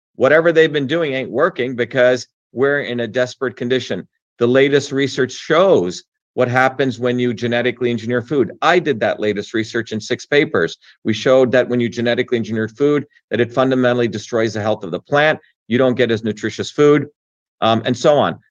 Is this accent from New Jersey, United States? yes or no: yes; New Jersey, United States; also born or lived in India; I grew up in New Jersey of everyday working people